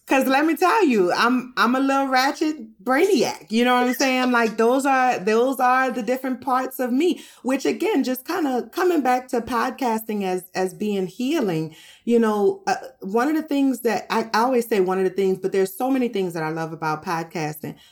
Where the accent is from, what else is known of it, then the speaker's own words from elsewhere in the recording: New Orleans, Louisiana, United States; I'm from New Orleans, and we eat rice every day in New Orleans